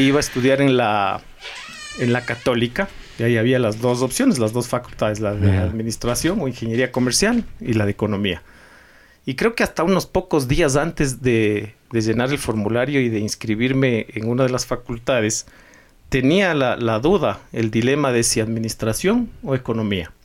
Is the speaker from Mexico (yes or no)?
no; Quito, Pichincha, Ecuador; also born or lived in Idaho, United States / Guayaquil; ecuatoriano, quiteño sobre todo, me siento muy, muy quiteño